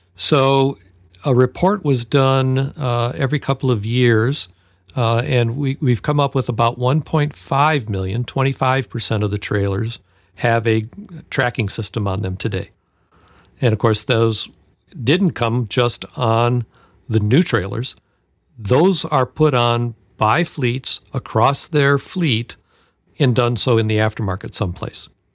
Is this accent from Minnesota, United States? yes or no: no; Detroit, Michigan, United States; I grew up in Detroit